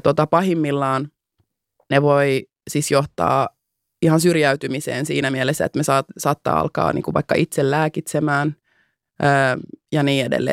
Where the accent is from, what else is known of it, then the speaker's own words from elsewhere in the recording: Finland; first language Finnish; mä oon syntynyt täällä. Mä puhun mhm. äidinkielenäni suomeen. Mä ymmärrän, miten täällä toimii järjestelmä. Mä oon käynyt kouluni täällä